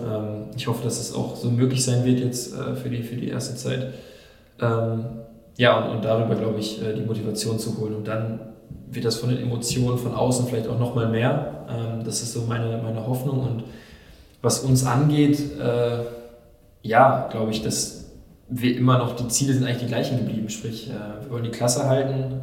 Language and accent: German; Nordkirchen, North Rhine-Westphalia, Germany; in Nordkirchen, in meiner Heimat